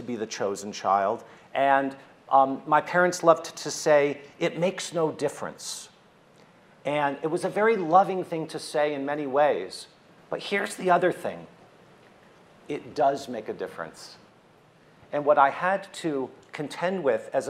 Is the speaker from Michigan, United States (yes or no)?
yes; Oak Park, Michigan, United States; I'm a kid from Oak Park, Michigan